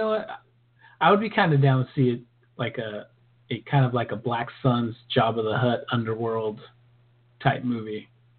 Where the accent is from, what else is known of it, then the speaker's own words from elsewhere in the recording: California, United States; being that we're from California